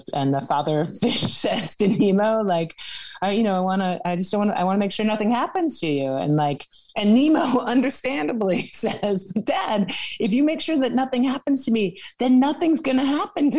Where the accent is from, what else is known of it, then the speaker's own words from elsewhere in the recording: Washington, District of Columbia, United States; I grew up in Washington, D.C. In the 70s